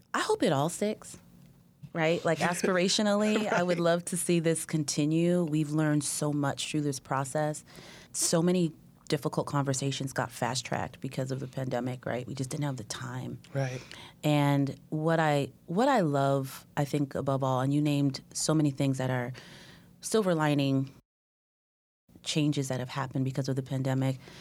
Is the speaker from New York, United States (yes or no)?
no; Oakland, California, United States; moved away as an adult; also born or lived in New Jersey; now in Sacramento, United States; I grew up in Oakland